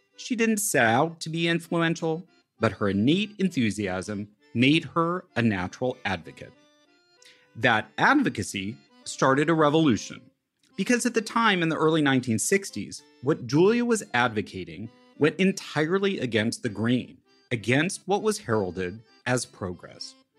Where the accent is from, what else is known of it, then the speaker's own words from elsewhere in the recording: Great Plains, United States; moved away; also born or lived in Italy; I was brought up in the Great Plains